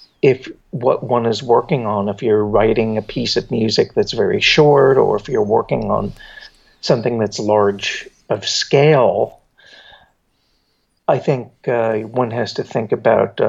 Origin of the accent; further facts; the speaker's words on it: New Jersey, United States; now in New York, United States; I grew up in New Jersey, but I was very close to New York.